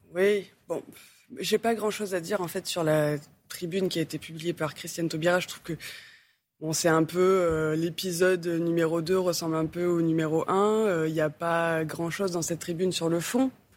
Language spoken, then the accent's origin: French; Marseille, Provence-Alpes-Côte d'Azur, France; je viens de Marseille